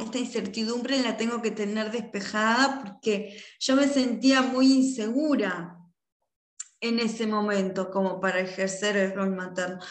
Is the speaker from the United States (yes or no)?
no; Uruguay; en mi país, acá en Uruguay